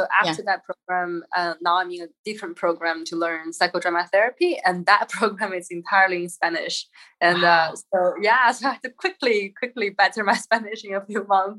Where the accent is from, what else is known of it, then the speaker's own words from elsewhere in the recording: Shanghai, China; moved away as an adult; also born or lived in Xi'an, China; now in Sitges, Spain; So I was born and raised in Xi'an, and then I went to Shanghai with my family around age of 11 to 17. Yeah. So Shanghai feels more like home.